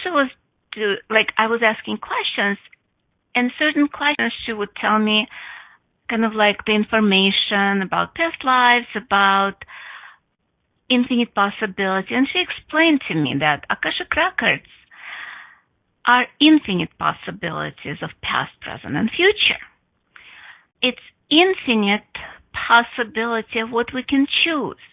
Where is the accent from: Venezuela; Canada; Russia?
Russia; English is a second language; now in United States; I went to yoga when I was 11, or actually I didn't went to yoga, because in Russia it was forbidden